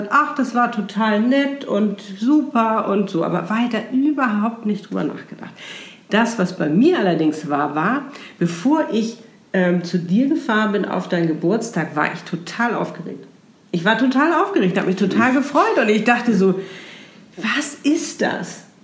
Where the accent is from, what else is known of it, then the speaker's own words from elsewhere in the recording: Hamburg, Germany; wir sind beide aus Hamburg, beide in Hamburg geboren, sind beides damals in die gleichen Diskotheken gegangen